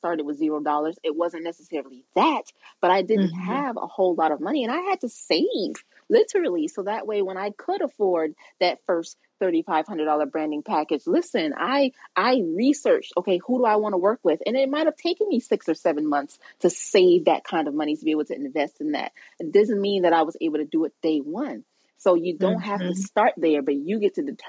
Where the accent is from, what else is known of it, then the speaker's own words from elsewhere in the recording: Charleston, South Carolina, United States; I'm from Charleston, South Carolina. We are a Gullah Geechee people